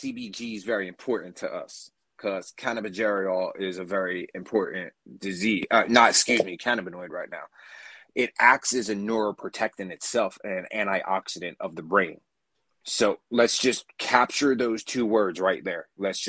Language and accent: English; New Jersey, United States; accent: Jersey; I have a very Jersey